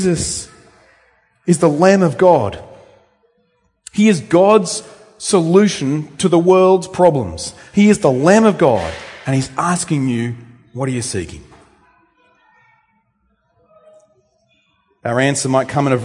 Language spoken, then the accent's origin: English; Temora, New South Wales, Australia; also born or lived in Luanshya, Zambia; now in Bendigo, Australia; I grew up at Temora. Well, where's that? It's north of Wagga Wagga.